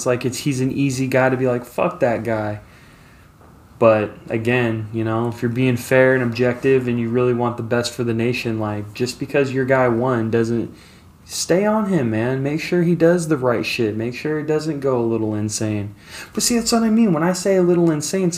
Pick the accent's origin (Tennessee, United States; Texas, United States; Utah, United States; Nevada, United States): Nevada, United States; Las Vegas; I grew up in Las Vegas, which is one of the most diverse fucking cities on the planet